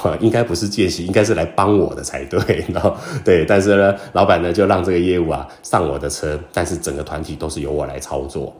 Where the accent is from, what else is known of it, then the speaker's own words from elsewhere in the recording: Taiwan; 那我们台湾人呢，倒鸡酒的用餐的方式就跟他们很不一样了